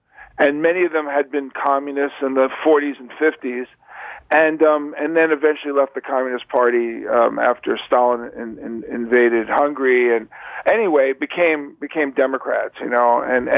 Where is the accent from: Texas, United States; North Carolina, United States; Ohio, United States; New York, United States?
New York, United States; New York City; I was a kid growing up in New York City, a Jewish kid in New York City